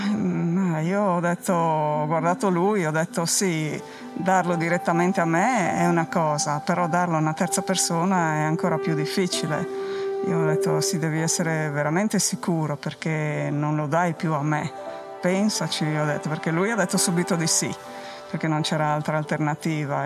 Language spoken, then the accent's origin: Italian; Gemona del Friuli, Friuli-Venezia Giulia, Italy; first language Friulian; Italian is a second language; also born or lived in Switzerland; Sono nata in Svizzera, ma da genitori che sono andati per lavoro là e poi siamo tornati qua che avevo sei anni